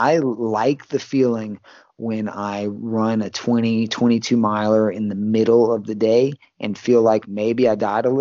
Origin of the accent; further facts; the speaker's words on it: Baton Rouge, Louisiana, United States; also born or lived in Port Allen, Louisiana; Louisiana boy, been in Baton Rouge pretty much my whole life, or Port Allen